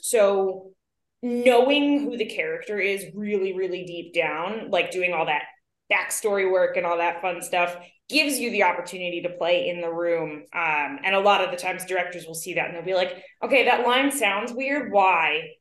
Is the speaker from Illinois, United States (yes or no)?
no; New York City, New York, United States; growing up as a New Yorker and New York adjacent